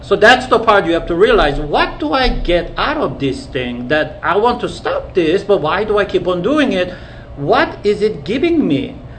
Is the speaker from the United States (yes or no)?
no; South Korea; moved away; at school in the 70s when I when I grew up in Korea